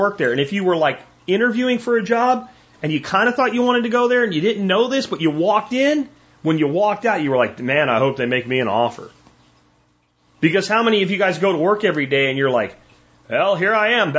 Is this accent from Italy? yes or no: no; Pennsylvania, United States; I grew up in Pennsylvania, almost everybody was in that church on Sunday